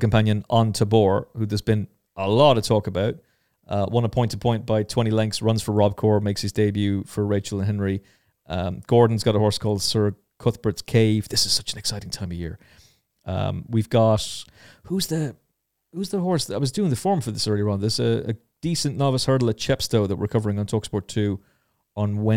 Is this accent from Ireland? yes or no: yes; Ireland; I'm Irish